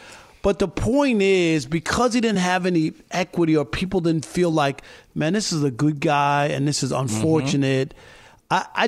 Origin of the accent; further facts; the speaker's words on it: New York, United States; The late, great Mets announcer Bob Murphy used to say on the radio when we were growing up in New York, that's why they put erasers on pencils